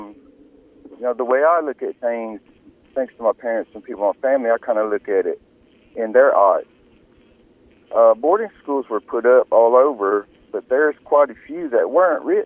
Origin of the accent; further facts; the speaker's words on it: Cherokee, North Carolina, United States; first language Cherokee; English is a second language; I grew up most of my life here on the Koala boundary. Most people know it as the Cherokee Indian Reservation.